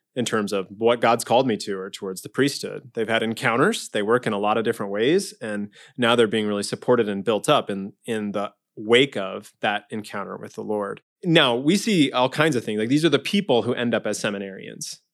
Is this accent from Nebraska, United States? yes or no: yes; Omaha, Nebraska, United States; I grew up in Omaha, uh, in Saint Margaret Mary Parish